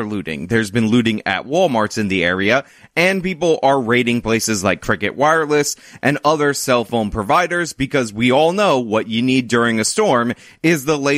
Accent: New York, United States; New York, my home state, but not in my area, upstate New York, Buffalo to be specific

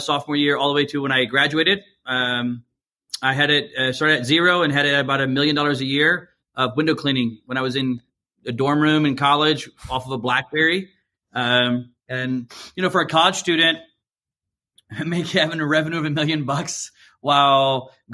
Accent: Georgia, United States; moved away as an adult; also born or lived in Chicago; I was born down in Georgia. That's where my whole family's from.

